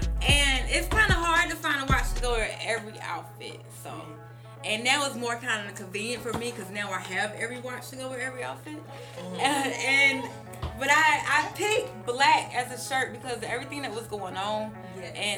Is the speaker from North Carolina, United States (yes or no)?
yes; North Carolina, United States; now in Atlanta, United States; I'm not from Atlanta. I'm from North Carolina